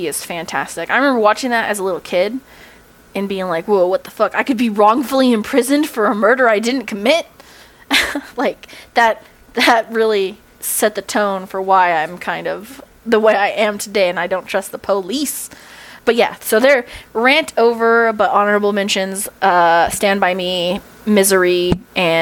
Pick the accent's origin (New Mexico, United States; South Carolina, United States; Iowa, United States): New Mexico, United States; Being from a small town in a rural state